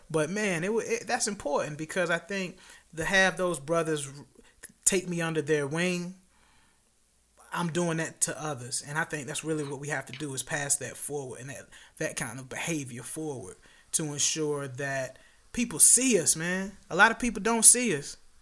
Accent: Tidewater, Virginia, United States; I'm from Tidewater, Virginia

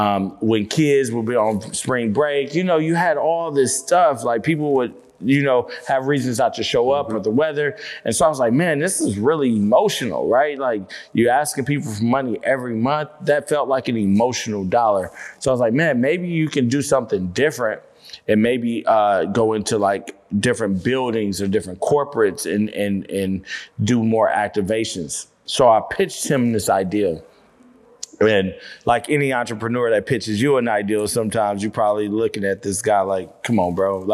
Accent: Nebraska, United States; moved away as an adult; now in Atlanta, United States; So I came from Nebraska and the Clark Atlanta coach was like, hey, we got a full ride scholarship.

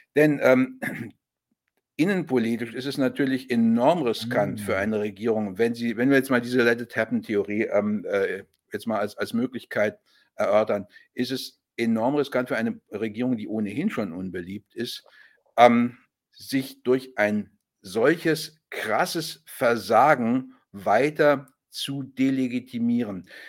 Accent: Germany; als Deutscher

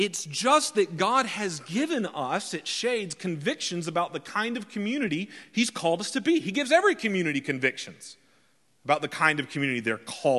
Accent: Georgia, United States; accent: redneck; I've worked very hard to shed my redneck accent that I had growing up in the deep woods of South Georgia.

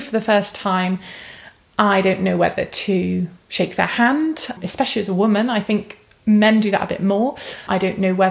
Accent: United Kingdom; being British

